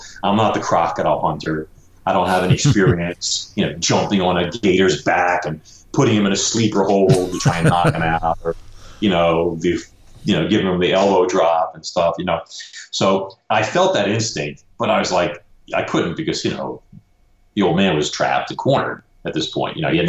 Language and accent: English; Brooklyn, New York, United States; You know, I'm from Brooklyn. You don't see a lot of alligators, you know, in Brooklyn and stuff.